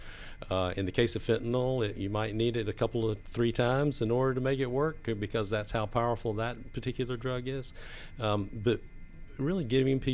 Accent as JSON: {"language": "English", "town": "Atlanta", "region": "Georgia", "country": "United States", "tie": "born or raised there", "said": "And I was raised in the South. I'm actually an original Atlanta native"}